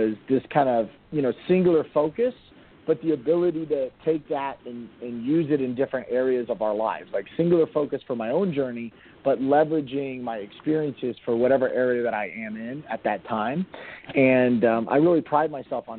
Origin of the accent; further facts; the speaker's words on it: Miami, Florida, United States; moved away as an adult; also born or lived in North Carolina; now in Northern Virginia, United States; I'm born and raised in Miami